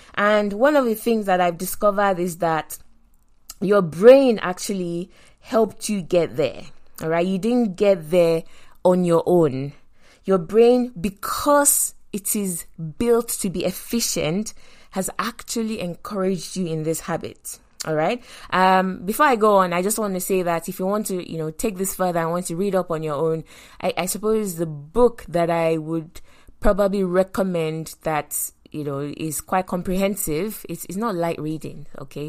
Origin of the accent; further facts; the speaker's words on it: Nigeria; moved away; also born or lived in London; I grew up in Nigeria